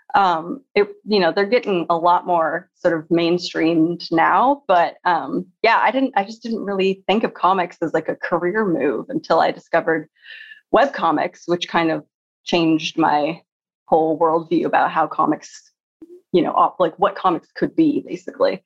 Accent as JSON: {"language": "English", "town": "Seattle", "region": "Washington", "country": "United States", "tie": "born or raised there", "said": "when I was growing up in Seattle"}